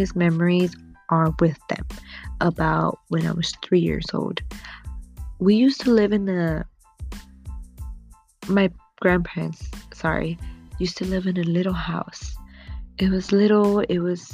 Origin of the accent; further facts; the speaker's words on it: United States; my parents were born in Guanajuato, Mexico, when my mother was about, I believe, 6 months pregnant. She came to the United States so I could be born over here